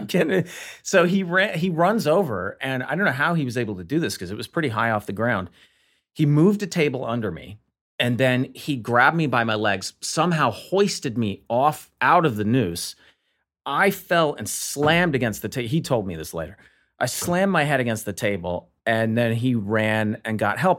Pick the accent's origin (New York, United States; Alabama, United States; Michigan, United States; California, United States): Alabama, United States; Montgomery; growing up in Montgomery, Alabama